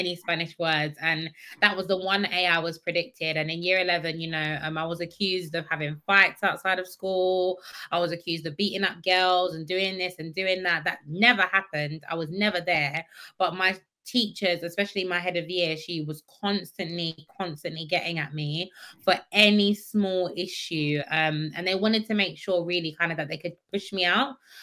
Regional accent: Croydon, London, United Kingdom; also born or lived in Thornton Heath; I'm born and raised in Croydon

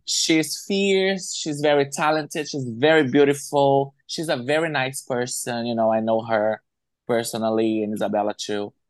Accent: Brazil; some people, they don't know that Brazil don't speak Spanish. Mm-hmm. We speak yeah. Portuguese. So a lot of people don't even consider us as, as part of the Latin community

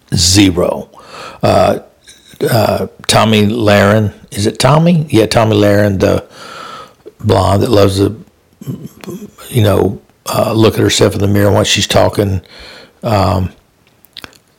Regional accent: Louisiana, United States; Louisiana, my home state

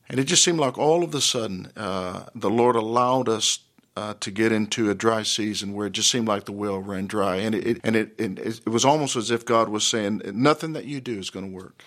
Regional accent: Dallas, Texas, United States; I grew up in Dallas in the Oak Cliff area

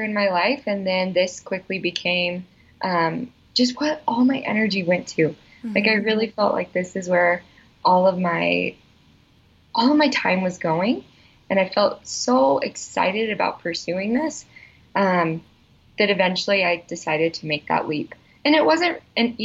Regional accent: Salt Lake City, Utah, United States; So I'm from Utah. I grew up in Salt Lake.

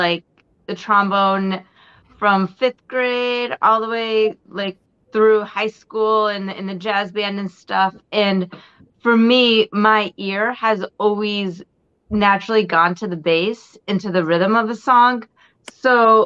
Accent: Lake George, New York, United States; growing up in the Adirondacks in Lake George

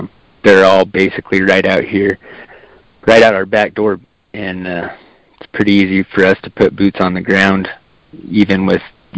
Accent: Eagar, Arizona, United States; I was born and raised right here in Eager, Arizona

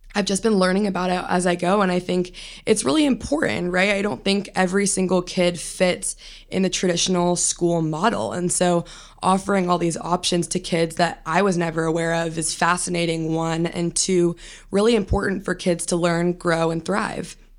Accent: California, United States; I went to, you know, a traditional district school growing up, and I'm from California

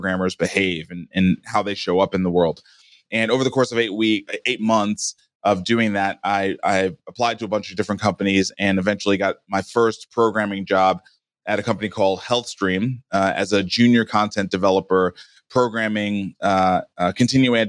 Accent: New York City, New York, United States; I was born and raised in Brooklyn, New York in 1975

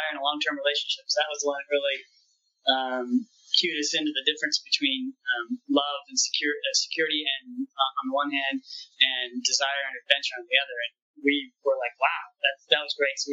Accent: the Northwest, Pacific Northwest, United States; moved away as an adult; now in Southern United States; We're from the Northwest originally

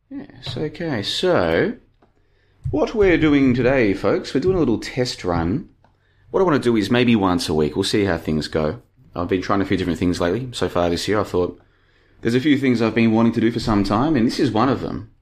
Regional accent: Australia; moved away as an adult; also born or lived in Brisbane; now in Bulgaria; I'm a thirty-five-year-old dude living in Bulgaria at the moment, and I grew up in Australia, as you can probably tell from my accent.

